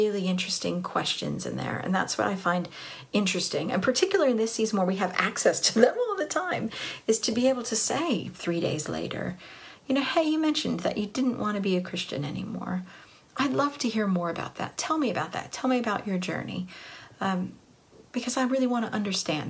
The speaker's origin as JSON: {"language": "English", "region": "Southern California", "country": "United States", "tie": "born or raised there", "said": "I grew up in Southern California"}